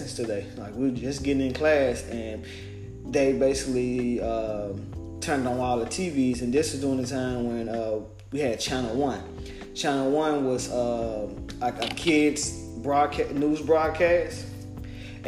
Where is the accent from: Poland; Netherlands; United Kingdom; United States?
United States; Memphis, Tennessee; I'm from Memphis, Tennessee